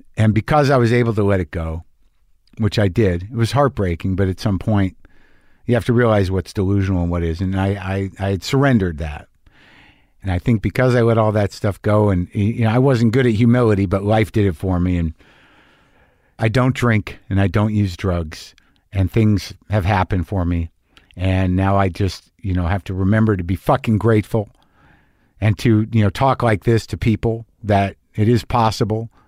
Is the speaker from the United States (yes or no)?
yes; Albuquerque, New Mexico, United States; my hometown of Albuquerque, New Mexico